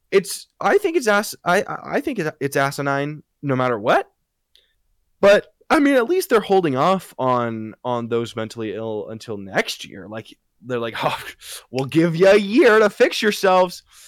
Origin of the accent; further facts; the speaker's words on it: United States; there has been no extreme weather in, in my hometown